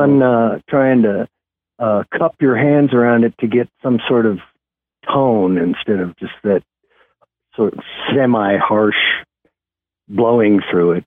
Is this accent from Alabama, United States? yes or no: no; Kansas, United States; moved away as an adult; also born or lived in Los Angeles; now in Nashville, United States; I'm originally from Kansas